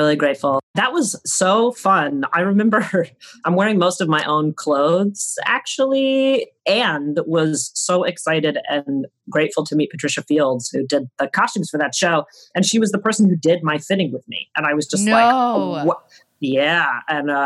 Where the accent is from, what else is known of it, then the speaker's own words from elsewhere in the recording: United States; Growing up in the time I grew up in America